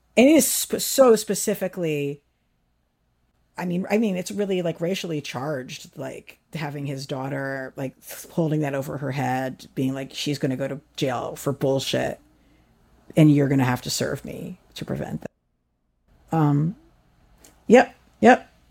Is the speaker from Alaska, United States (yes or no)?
no; New York, United States; I'm a New Yorker